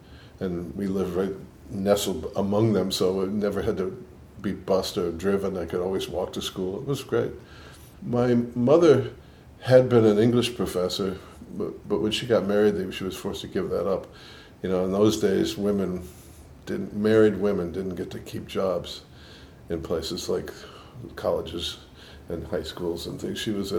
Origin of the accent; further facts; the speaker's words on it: Boston, Massachusetts, United States; accent: New York and Boston; also born or lived in New York; I grew up in Boston. I was born in Boston. I grew up there. I lived in New York for quite a while, and I think I have more New York in my accent than Boston, but there's probably a little bit of both.